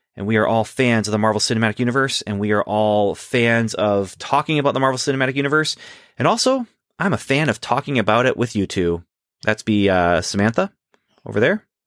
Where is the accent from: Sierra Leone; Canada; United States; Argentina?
Canada; growing up in Canada